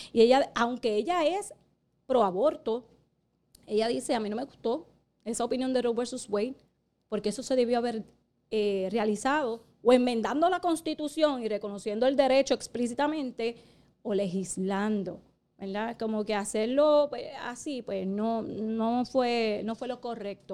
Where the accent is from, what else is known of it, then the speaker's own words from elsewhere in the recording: Puerto Rico; somos la única colonia eh, ahora mismo en el mundo. Eh, porque somos propiedad de Estados Unidos